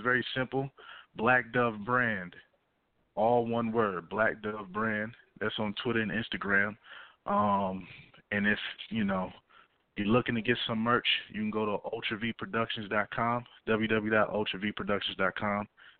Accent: the South, United States; You know, I'm from the South. I'm in Georgia.

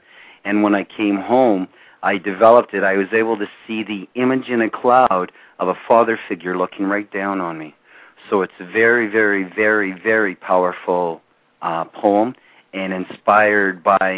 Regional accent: Ontario, Canada; Canada. We are on the border, the international border with Northern Michigan.

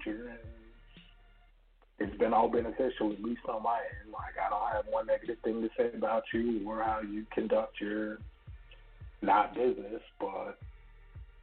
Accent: Texas, United States; I'm from Texas

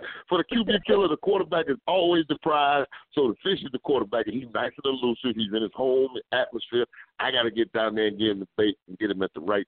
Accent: Central Florida, United States; As a Florida boy with water on all three sides, and then I'm from Central Florida, which is right by, you know, Lake Apopka

